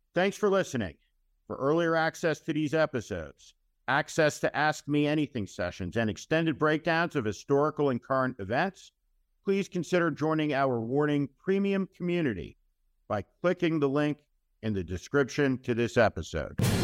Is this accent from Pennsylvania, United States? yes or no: no; North Plainfield, New Jersey, United States; I grew up in North Plainfield, New Jersey